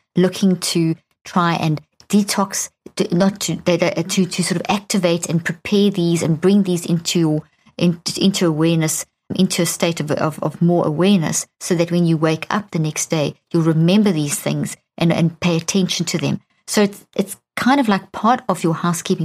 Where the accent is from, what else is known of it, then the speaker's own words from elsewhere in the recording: Pretoria, Gauteng, South Africa; I grew up in South Africa. In it was a nightmare in a place called Pretoria, which is the capital. And when I was a child, we lived on a in a beautiful home